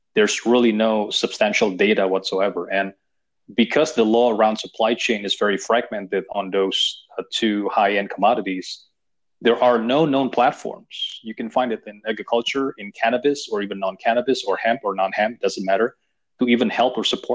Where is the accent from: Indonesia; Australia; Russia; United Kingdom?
Indonesia; I was raised in Indonesia.